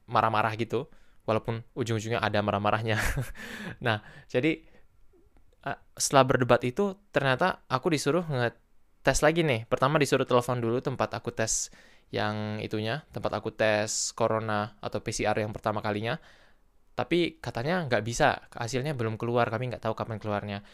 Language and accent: Indonesian; Pekanbaru, Riau, Indonesia